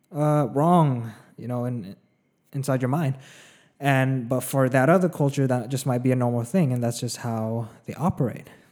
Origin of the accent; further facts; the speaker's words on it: a small town in the middle of California, United States; also born or lived in Philippines; now in Los Angeles, United States; I grew up in, uh, for the most part, know, in a small town in, the middle of California. I was born in the Philippines first, though. You know, I spent five years there